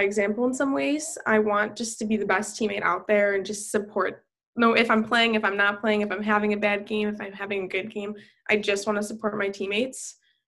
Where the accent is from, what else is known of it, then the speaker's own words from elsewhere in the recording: Buffalo, New York, United States; moved away; I am from Buffalo. But Buffalo will always be in my heart.